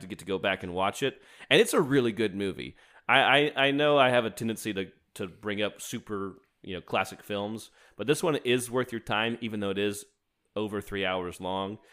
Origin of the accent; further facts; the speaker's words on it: United States; as an American